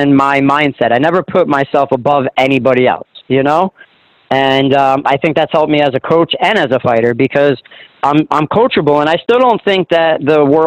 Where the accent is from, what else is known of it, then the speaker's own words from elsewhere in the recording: New Jersey, United States; it's my hometown, my home area, and I'm still very popular there because I never really left for too long